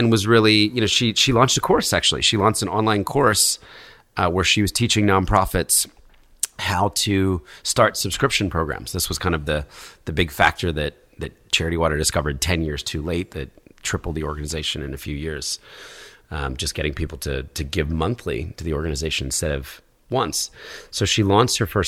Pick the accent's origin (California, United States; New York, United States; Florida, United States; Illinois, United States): New York, United States; As a New Yorker